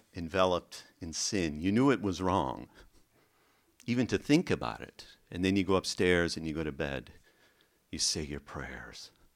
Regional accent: the middle of America, Midwest, United States; I was raised Catholic in the middle of America, in the seventies.

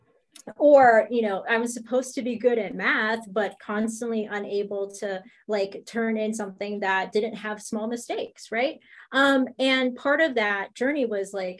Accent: United States; I'm Filipino American. I was born in the States, but my parents, my grandparents, Filipino.

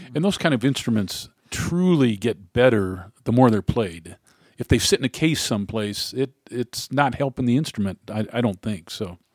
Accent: Cleveland, Ohio, United States; moved away; also born or lived in Oxford, Ohio / Cincinnati; I came from Cleveland

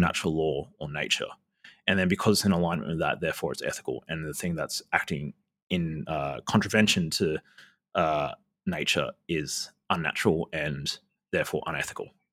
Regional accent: Australia; I'm Indigenous Australian

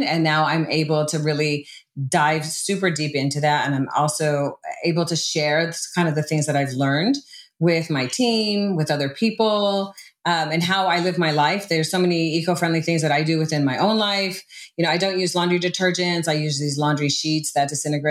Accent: Southern California, United States; also born or lived in Hawaii; I grew up in Southern California and I went between California and Hawaii

